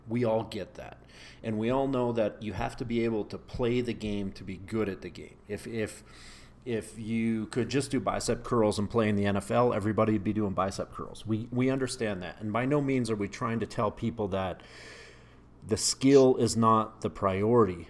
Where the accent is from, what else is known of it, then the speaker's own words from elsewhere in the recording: Canada; moved away as an adult; now in United States; growing up in Canada, you know, I grew up in a ski town